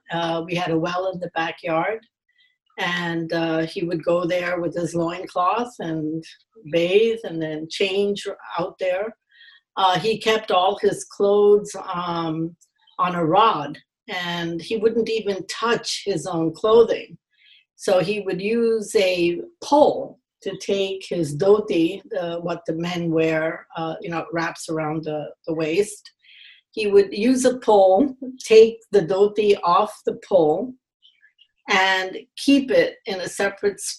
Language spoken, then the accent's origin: English; Chennai, Tamil Nadu, India; moved away as an adult; now in New York, United States; So I went back in 1959 to, I come from Madras, now Chennai.